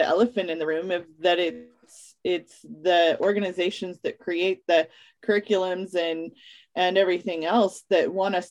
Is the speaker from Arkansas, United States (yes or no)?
no; Colorado mountains, United States; also born or lived in Alaska; now in Washington, United States; I grew up in the Colorado mountains